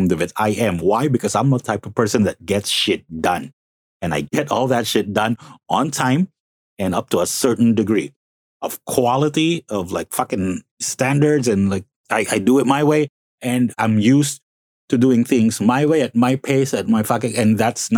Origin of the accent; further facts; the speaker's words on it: Calabarzon, Philippines; moved away as an adult; also born or lived in Las Piñas City; now in Mandaluyong, Philippines; My actual hometown is Las Piñas City, and it's a nice little city. But I did study in Cavite. Like, I just keep telling everyone that, you know, the hometown is Cavite because I did study there. Since kindergarten, all, like, I finished college in Cavite